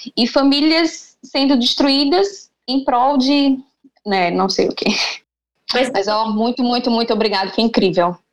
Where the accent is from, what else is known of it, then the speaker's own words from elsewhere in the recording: Aracaju, Sergipe, Brazil; Eu sou sergipana, sou de Aracaju